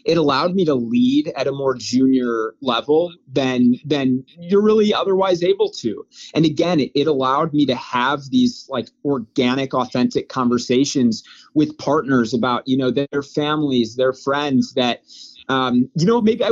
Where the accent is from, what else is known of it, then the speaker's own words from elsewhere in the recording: Wheaton, Illinois, United States; now in Chicago, United States; I'm from Wheaton, Illinois